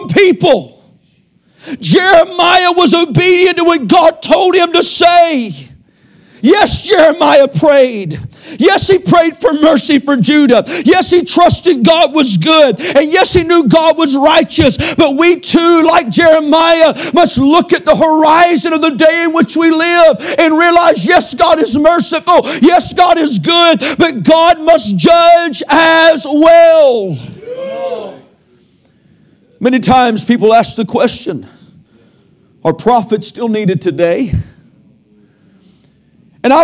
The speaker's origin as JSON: {"language": "English", "country": "United States", "said": "I'm an American, but I'm a Christian first"}